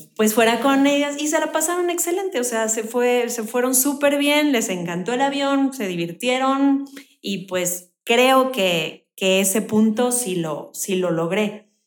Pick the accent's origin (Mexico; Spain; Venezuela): Mexico; Mexico City; now in Querétaro, Mexico; Bueno, yo nací en la Ciudad de México. Tengo viviendo en Querétaro como 24 años más o menos.